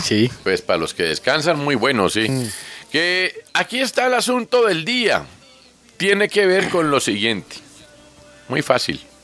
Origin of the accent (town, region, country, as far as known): Colombia